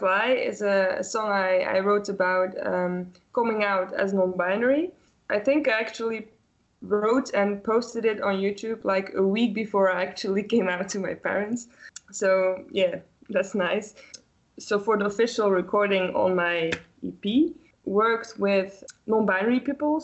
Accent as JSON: {"language": "English", "country": "Belgium", "said": "Here in Ghent, it's in Belgium. I'm from Belgium."}